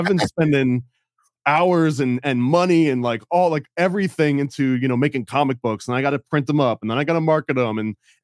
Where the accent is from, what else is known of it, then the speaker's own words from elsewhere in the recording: United States; I was born in America.